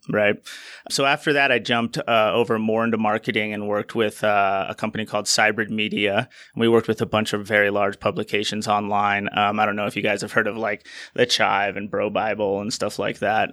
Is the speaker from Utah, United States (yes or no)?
yes; Utah, United States; moved away as an adult; also born or lived in Colorado; when the laws back here in my home state in Utah changed in twenty eighteen to allow and regulate the production of hemp and C B D, I moved back out here